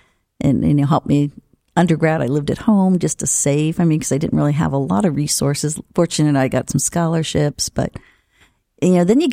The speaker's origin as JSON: {"language": "English", "region": "Ohio", "country": "United States", "tie": "born or raised there", "also_born_or_lived": "Sidney, Ohio", "said": "I grew up in Ohio in a real small town. So I still practice in Ohio"}